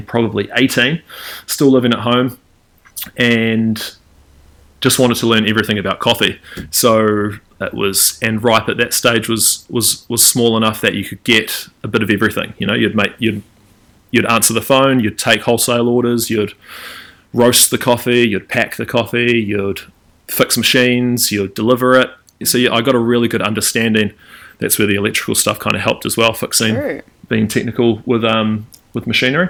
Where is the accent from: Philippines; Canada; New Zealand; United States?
New Zealand; Eastbourne, Wellington; I grew up in Wellington, in a lovely little seaside town of Eastbourne or on the beach